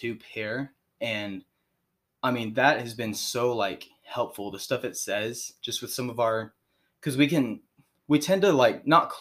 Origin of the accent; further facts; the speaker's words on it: Springfield, Missouri, United States; I'm from right here in Springfield, Missouri